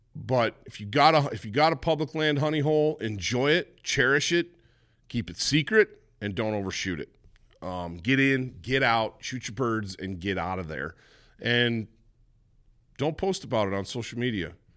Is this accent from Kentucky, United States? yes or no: no; Michigan, United States; Growing up in Michigan